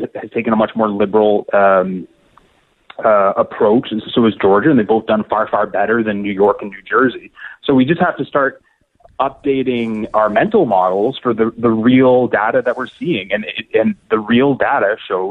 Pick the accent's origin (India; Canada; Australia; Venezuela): Canada; I'm Canadian